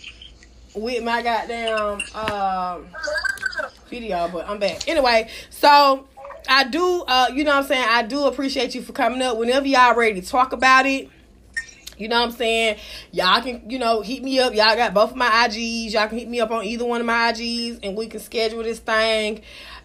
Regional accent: United States; I was raised in AC

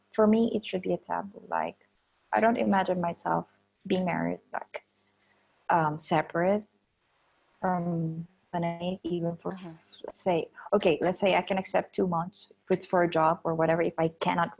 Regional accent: Philippines; I grew up in in Philippines, we're religious. It's a Catholic country. We all went to Catholic school, Catholic university

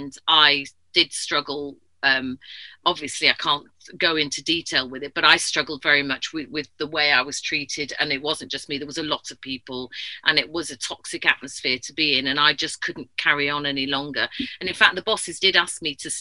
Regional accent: Yorkshire and the Humber, United Kingdom; moved away as an adult; also born or lived in South of England; being a Yorkshire lass, even though I've lived down south for 20 years

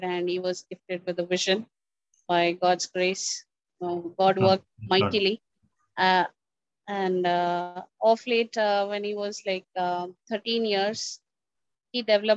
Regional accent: Secunderabad, Telangana, India; I'm from India, Secunderabad. This is Telangana.

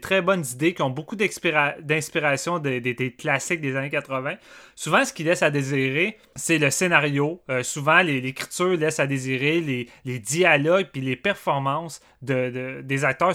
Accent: Canada; on est canadien aussi. Je suis fier d'être au Canada.

